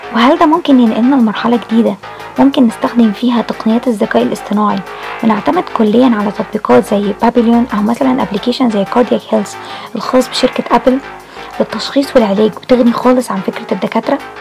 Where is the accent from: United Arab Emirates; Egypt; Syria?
Egypt; عندنا في مصر